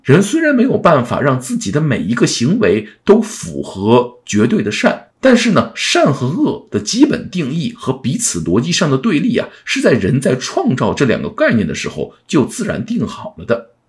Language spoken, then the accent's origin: Chinese; China; 尤其是我们中国人